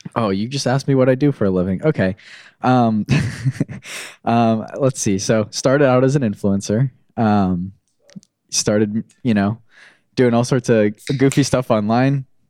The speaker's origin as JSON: {"language": "English", "region": "Florida", "country": "United States", "tie": "born or raised there", "also_born_or_lived": "New York / North Carolina", "moved": "as an adult", "lives_now": "Orange County, California, United States"}